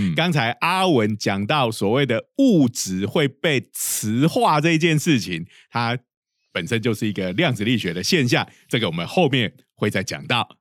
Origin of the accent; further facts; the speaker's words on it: Changhua County, Taiwan; 我老家在彰化，哈，我们家附近就有一家很有名的